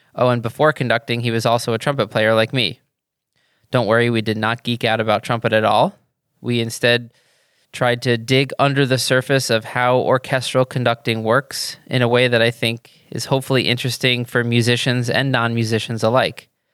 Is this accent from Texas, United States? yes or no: no; New York, United States